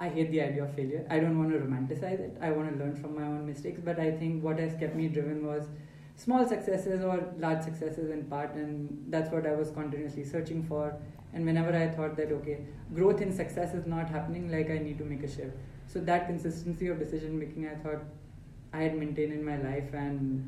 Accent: Faridabad, Haryana, India; also born or lived in Lucknow, India; I was born in Lucknow, but did not stay there too long. Then family moved to Faridabad, which were my formative years

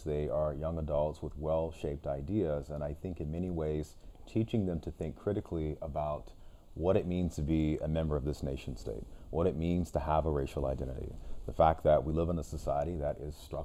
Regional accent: Sacramento, California, United States; we share a similar background growing up in South Sacramento

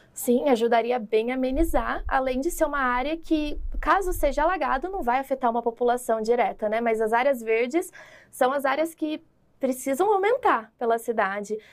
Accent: Londrina, Paraná, Brazil; moved away; Eu sou lá de Londrina, né? Então eu fiz meu mestrado, minha graduação, eu cresci lá

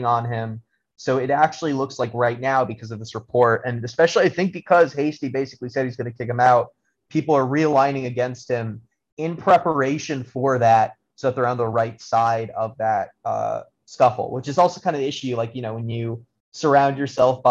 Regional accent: Albany, New York, United States; I'm from Albany, New York

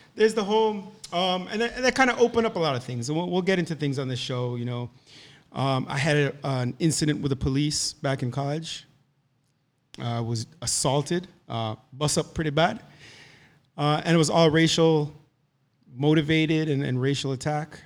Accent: Jamaica; moved away; also born or lived in Boca Raton, Florida; So our, our school experiences there were, were different, right? So we're coming from Jamaica

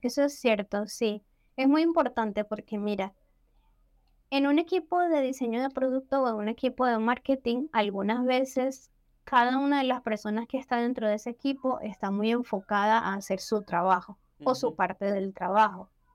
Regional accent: Venezuela; yo también soy venezolana

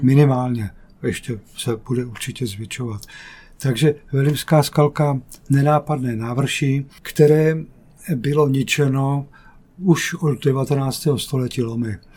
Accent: Jaroměř, Hradec Králové Region, Czechia; Já jsem východočech z Jaroměře

